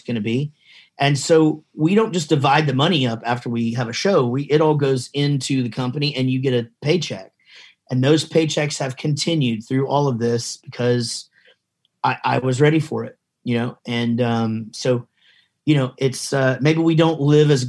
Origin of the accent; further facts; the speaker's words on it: Wichita Falls, Texas, United States; I'm from Wichita Falls, Texas